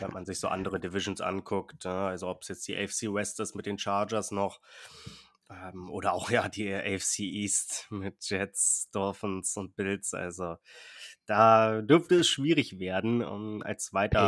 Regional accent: Berlin, Germany; Ich bin auch in der Straße aufgewachsen in Berlin

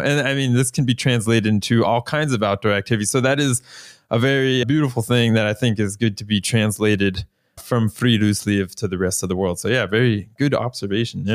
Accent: Florida, United States; now in Norway; I'm from Florida

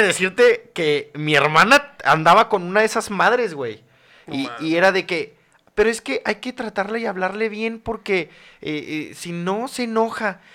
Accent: Mexico City, Mexico; yo soy del Distrito Federal de la Ciudad de México

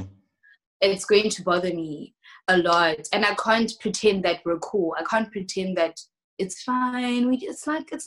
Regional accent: South Africa; moved away as an adult; now in South Korea

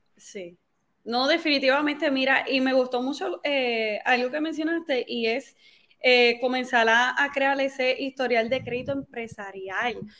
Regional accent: Carolina, Puerto Rico; moved away as an adult; soy de Carolina, Puerto Rico. Nacida y criada en Carolina.

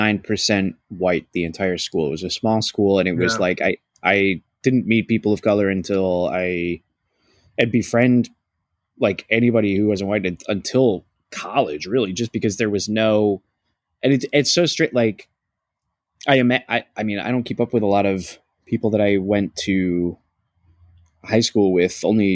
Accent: Ohio, United States; moved away; also born or lived in Buffalo, New York; I grew up in Ohio

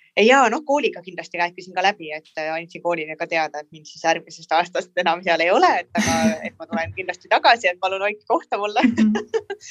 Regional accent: Tallinn, Harju County, Estonia; pärit olen äh, Tallinnast

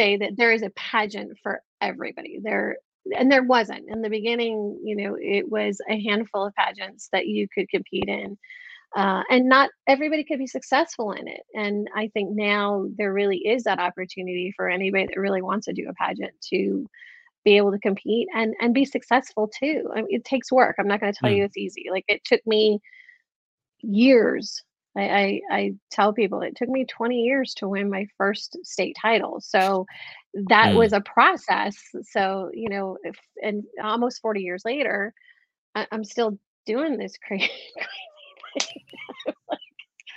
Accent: Detroit, Michigan, United States; now in Miami, United States; I grew up in Detroit, Michigan, which is a primarily African-American Black

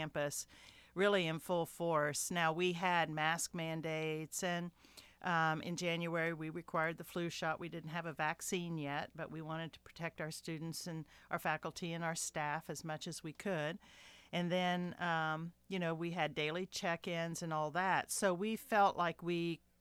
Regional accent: Marietta, Ohio, United States; moved away; also born or lived in Houston; I'm from Marietta, Ohio, and I have my daughter lives there

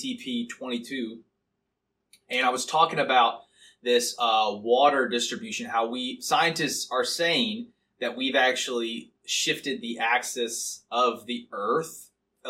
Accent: Missouri, United States; I am a man from Missouri

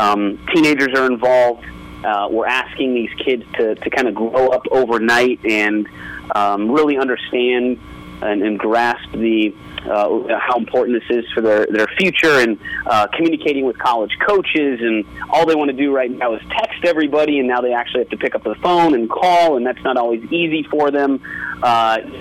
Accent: Las Vegas, Nevada, United States; growing up in Las Vegas, it's a little bit behind the times

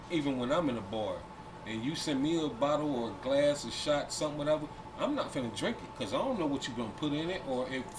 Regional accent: Cincinnati, Ohio, United States; born or raised there; moved away

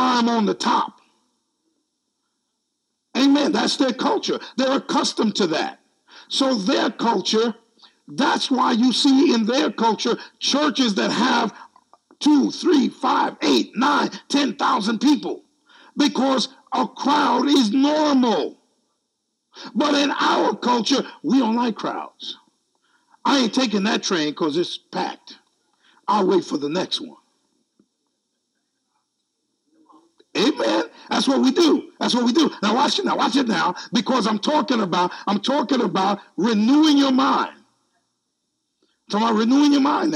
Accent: United States; I'm American

